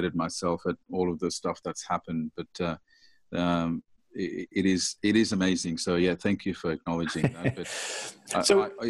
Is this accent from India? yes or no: yes; India; moved away; I was born in India